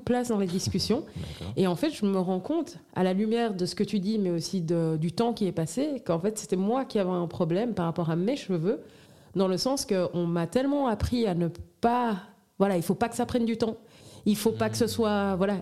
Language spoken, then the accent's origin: French; Brussels, Brussels-Capital Region, Belgium; j'ai grandi à Bruxelles